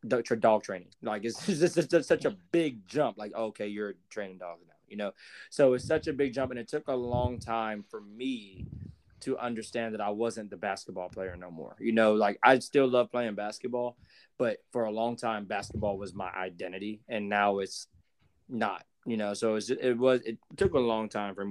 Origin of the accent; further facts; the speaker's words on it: Jacksonville, United States; where I'm from Jacksonville